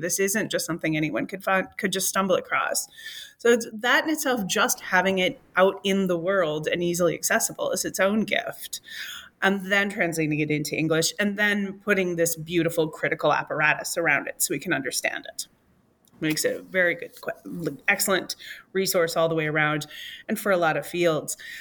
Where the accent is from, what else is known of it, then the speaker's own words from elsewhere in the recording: Michigan, United States; I, as a Michigander, I don't think I'll ever sound like a Floridian